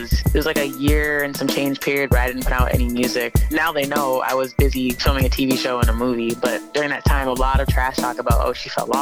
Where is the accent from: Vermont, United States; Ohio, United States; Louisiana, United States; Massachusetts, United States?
Massachusetts, United States; Brockton; also born or lived in San Diego, California; I'm from San Diego. I grew up in Brockton, Massachusetts, though.